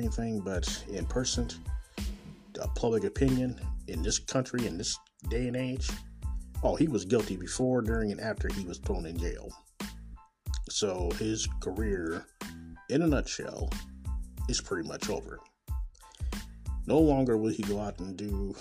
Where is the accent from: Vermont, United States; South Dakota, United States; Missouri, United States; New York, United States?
Missouri, United States; Kansas City; born or raised there